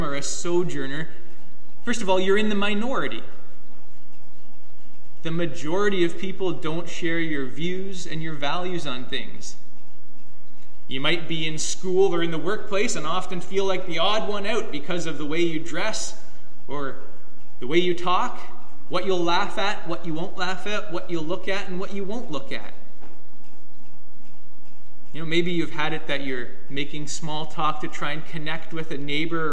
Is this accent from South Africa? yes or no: no; Canada; also born or lived in United States; as Canadian citizens in the States